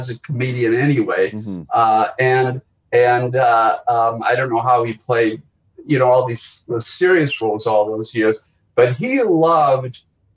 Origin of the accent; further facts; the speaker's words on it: Milwaukee, Wisconsin, United States; moved away; growing up in Milwaukee and, all three Jews from Milwaukee